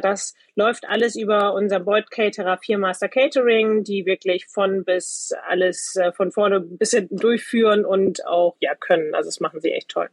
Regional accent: Butjadingen, Lower Saxony, Germany; ich bin direkt am Wasser aufgewachsen, komme ursprünglich aus Budjading, das ist eine Halbinsel zwischen Bremerhaven und Wilhelmshaven

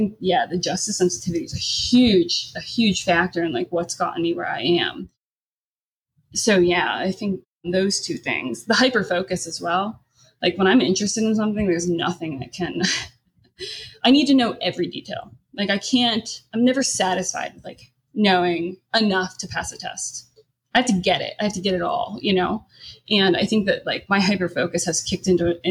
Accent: United States; having been so lucky to be positioned as like an American born

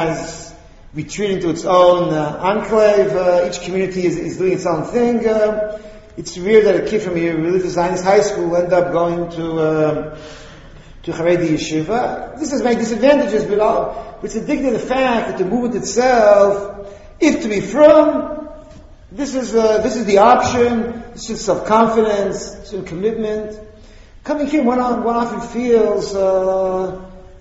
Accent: United States; now in Israel; I grew up a few blocks from here

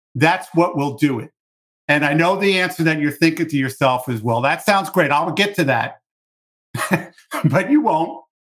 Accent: New York City, New York, United States; I grew up in New York City.

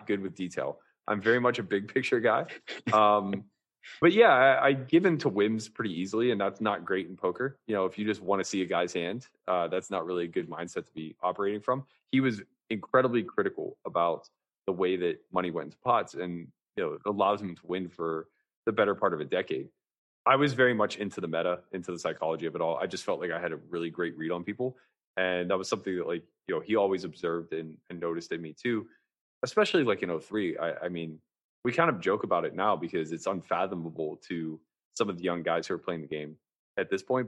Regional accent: outside of Pittsburgh, Pennsylvania, United States; growing up outside of Pittsburgh in, a very blue collar type of city

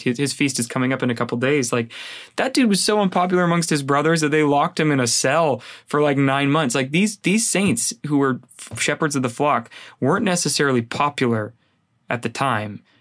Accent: San Jose, California, United States; I grew up in San Jose

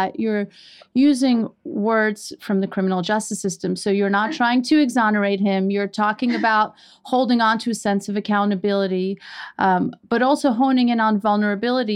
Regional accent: Iran; now in New York City, United States; We are immigrants from Iran.

